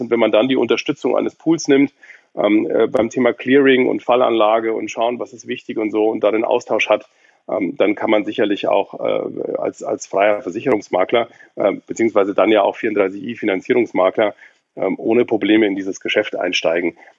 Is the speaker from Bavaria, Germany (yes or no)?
yes; Munich, Bavaria, Germany; now in Berlin, Germany; ich bin in München geboren